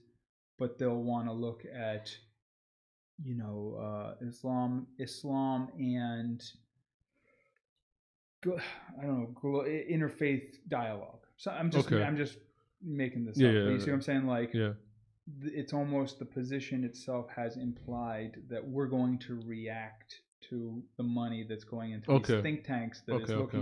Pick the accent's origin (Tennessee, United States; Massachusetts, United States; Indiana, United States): Massachusetts, United States; Boston; moved away; also born or lived in Tacoma, Washington; I'm from Boston